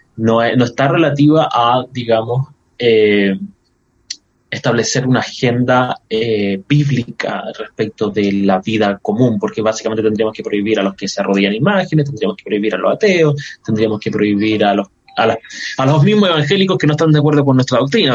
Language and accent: Spanish; Chile; yo soy un evangélico chileno